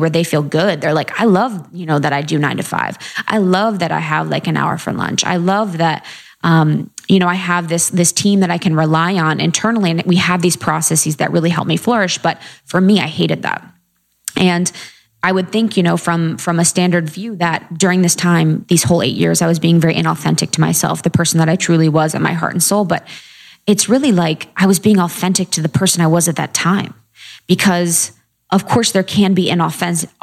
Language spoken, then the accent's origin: English; a small town in Ohio, United States; moved away as an adult; also born or lived in Chicago / New York; I grew up in a small town in Ohio